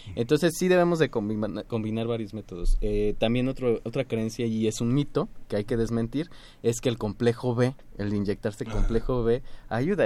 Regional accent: Mexico; nosotros como mexicanos

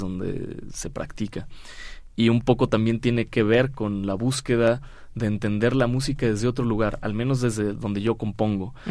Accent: Sinaloa, Mexico; also born or lived in Buenos Aires, Argentina; yo siendo mexicano con una raíz ya mexicana del guapango, de la música, yo soy de Sinaloa

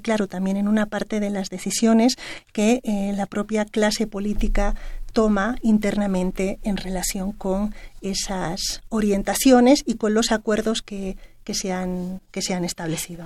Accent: Mexico; México, que además somos el país de América Latina que ha firmado mayor cantidad

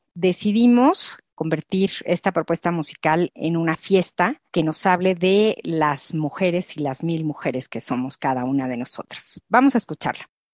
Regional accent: Mexico

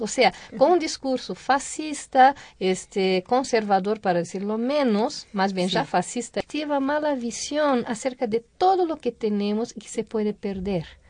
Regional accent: Brazil; Spanish is a second language; now in Mexico; como brasileña

